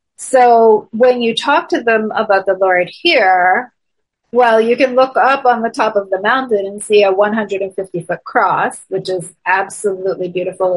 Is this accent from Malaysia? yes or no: no; Toronto, Ontario, Canada; moved away; I'm originally from Toronto, Canada